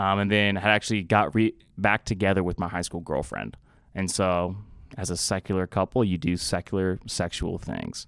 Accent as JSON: {"language": "English", "town": "Austin", "region": "Texas", "country": "United States", "tie": "born or raised there", "said": "I grew up in Austin, Texas."}